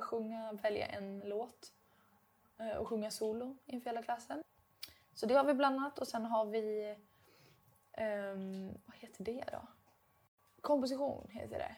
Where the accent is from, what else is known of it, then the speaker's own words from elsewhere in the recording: Dalarna County, Sweden; accent: dalmål; moved away as an adult; now in Stockholm, Sweden; Det känns som jag pratar mer dalmål nu än vad jag gjorde hemma. Men det kanske ja. är för att nu är jag den enda som pratar dalmål